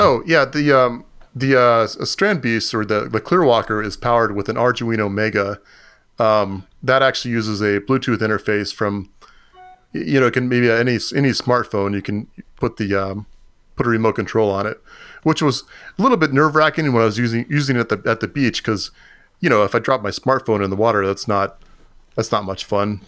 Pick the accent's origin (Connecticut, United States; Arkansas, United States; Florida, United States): Florida, United States; I grew up in Florida